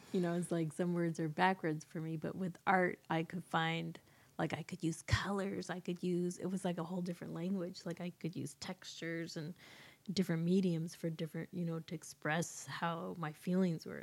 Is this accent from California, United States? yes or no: yes; Horse Creek, California, United States; also born or lived in San Diego, California; when I was five, my family moved to Northern California, close to the Oregon border, a little town called Horse Creek.